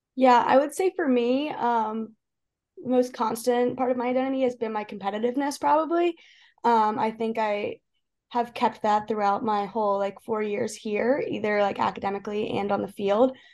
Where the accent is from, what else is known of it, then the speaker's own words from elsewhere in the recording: Lancaster, Pennsylvania, United States; moved away as an adult; I grew up in Lancaster, Pennsylvania